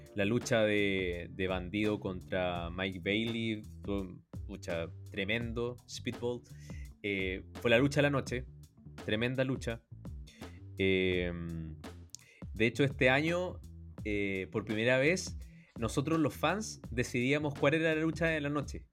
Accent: Chile; le conté que venía de Chile

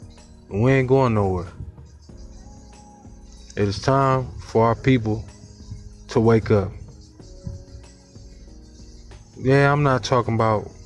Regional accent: Cleveland, Ohio, United States; I'm from Cleveland, Ohio, inner city, Glenville High School graduate

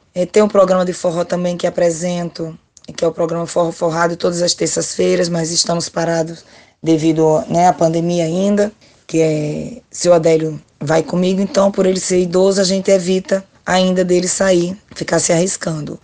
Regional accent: Natal, Rio Grande do Norte, Brazil; now in Rio de Janeiro, Brazil; Sou de Natal. Nasci no Alecrim, mas moro no Rio de Janeiro

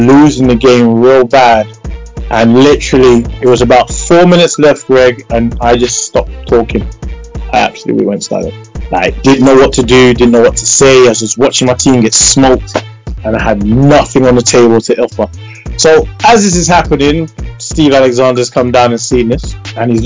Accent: London, United Kingdom; me being from London, you know, almost London

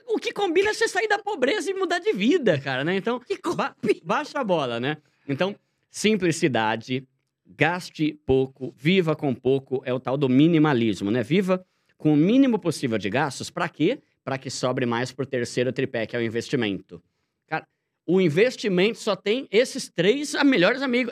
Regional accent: São Paulo, Brazil; moved away as an adult; now in Osasco, Brazil; eu morei a vida toda em São Paulo. Eu me mudei para Osasco a contragosto

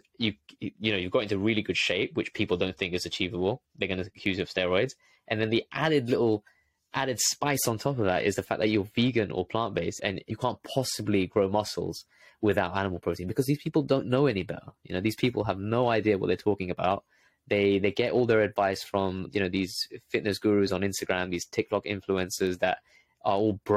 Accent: London, United Kingdom; I was born in London, grew up in London, ended up going to uni in London as well.

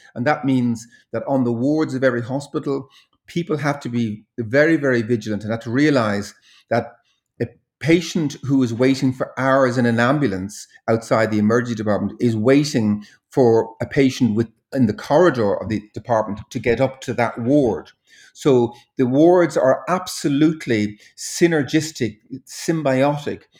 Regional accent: Dublin, Leinster, Ireland; orphanage boy, uh, growing up in Dublin in the, in the sixties and, and seventies

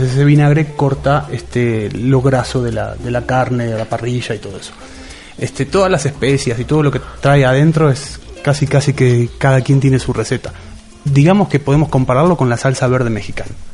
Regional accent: Argentina; en Argentina nos tenemos la costumbre muy del campo

